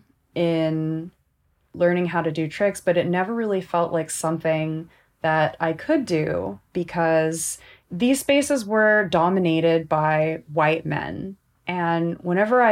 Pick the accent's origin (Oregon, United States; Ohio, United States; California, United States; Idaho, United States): California, United States; Southern; I grew up here in Southern California